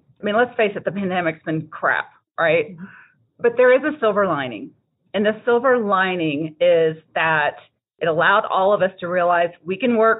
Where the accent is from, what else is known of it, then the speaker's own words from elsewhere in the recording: Texas, United States; I'm from Texas